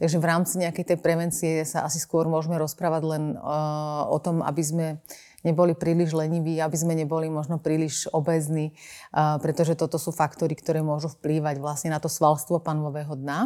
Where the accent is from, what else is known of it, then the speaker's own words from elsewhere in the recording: Banská Bystrica, Banská Bystrica Region, Slovakia; ja som pôvodnosť z Banskej Bystrice